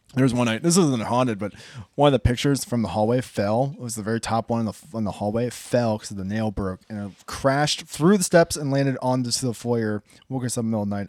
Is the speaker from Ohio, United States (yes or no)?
yes; Hilliard, Ohio, United States; I'm from Hilliard, so I have a lot of stories from there